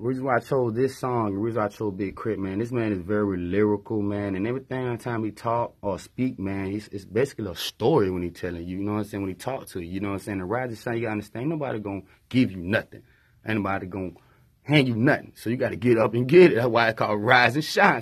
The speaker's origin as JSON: {"language": "English", "town": "Tallahassee", "region": "Florida", "country": "United States", "tie": "born or raised there", "also_born_or_lived": "Greensboro", "said": "I lived in Tallahassee all my life, basically, you know, since nineteen eighty-seven"}